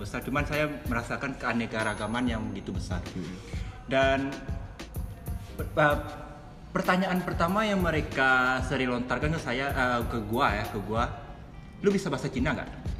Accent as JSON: {"language": "Indonesian", "town": "Padang", "region": "West Sumatra", "country": "Indonesia", "tie": "born or raised there", "said": "Gua berasal dari Padang, lahir di Padang, sekolah di Padang, kuliah di Padang"}